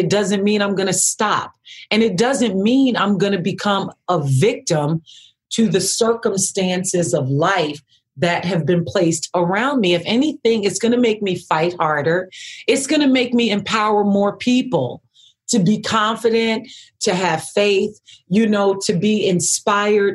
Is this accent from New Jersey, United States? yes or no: yes; Camden, New Jersey, United States; that young Black girl, poor growing up in Camden